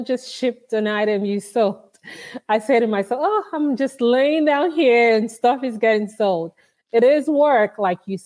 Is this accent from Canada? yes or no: no; Nigeria; moved away as an adult; now in Texas, United States; I'm originally from Nigeria, and I've lived in Texas for about 15 years or so